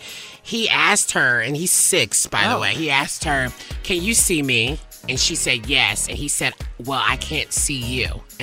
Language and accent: English; the South, United States; I'm from the South, right?